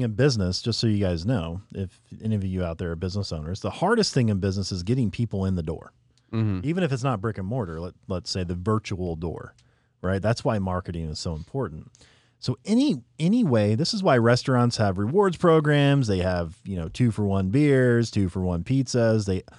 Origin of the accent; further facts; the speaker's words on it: Marion, United States; I said by where we grew up. It's in a little town called Marion.